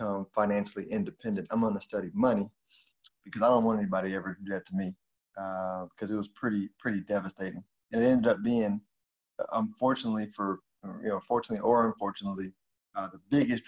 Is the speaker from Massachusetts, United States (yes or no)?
no; Houston, Texas, United States; I grew up in Houston